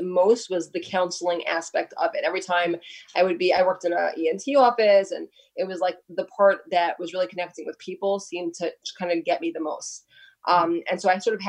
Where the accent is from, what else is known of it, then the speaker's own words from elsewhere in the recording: New York City, New York, United States; I grew up in Brooklyn, right here in Brooklyn.